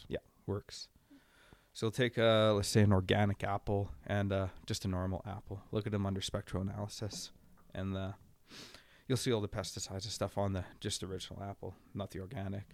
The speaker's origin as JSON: {"language": "English", "area": "Sam Valley", "region": "British Columbia", "country": "Canada", "tie": "born or raised there", "said": "I grew up in Sam Valley"}